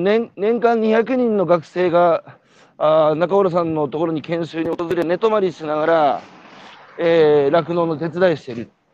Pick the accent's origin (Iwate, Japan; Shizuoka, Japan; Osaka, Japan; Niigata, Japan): Iwate, Japan; 我がふるさとへ向かってんのか